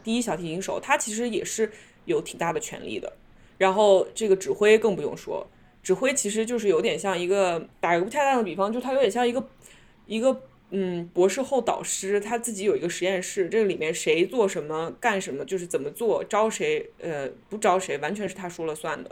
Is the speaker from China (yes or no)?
yes; China; now in New York, United States; 我们中国人